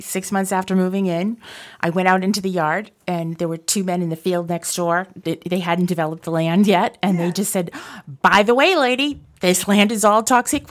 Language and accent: English; North Andover, Massachusetts, United States; I'm from North Andover, Massachusetts.